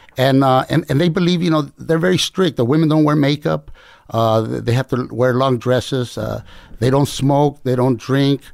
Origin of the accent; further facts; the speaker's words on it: Compton, California, United States; also born or lived in Culiacan, Sinaloa, Mexico / Fresno, California; in Compton, really, but my parents were migrant farm workers